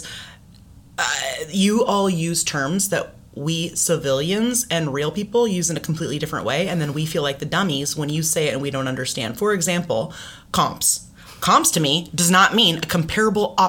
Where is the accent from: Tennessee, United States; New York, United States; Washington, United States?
Washington, United States; Renton; I'm from Renton